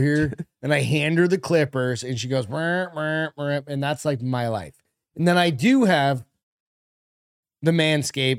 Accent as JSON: {"language": "English", "region": "New England", "country": "United States", "tie": "born or raised there", "said": "We grew up in New England together."}